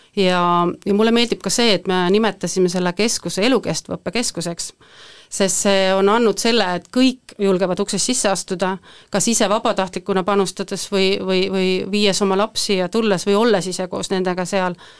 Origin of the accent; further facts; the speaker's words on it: Võhma, Viljandi County, Estonia; ma olen pärit Võhmast, üpris siit lähedalt